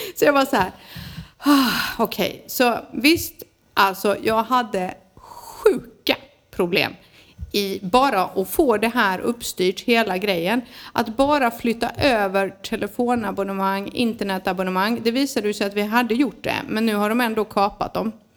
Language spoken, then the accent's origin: Swedish; Sweden; now in Spain; vi är svenskar också